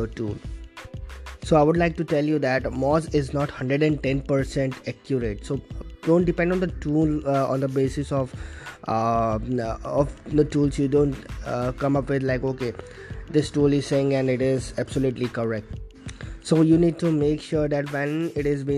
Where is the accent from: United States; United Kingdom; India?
India; Vadodara, Gujarat; I am from Vadodara, Gujarat, India.